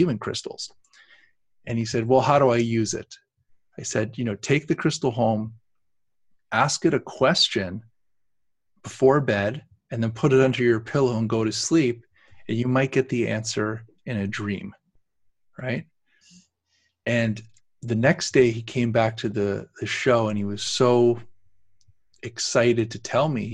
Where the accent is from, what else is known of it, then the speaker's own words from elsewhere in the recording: Canada; we're Canadians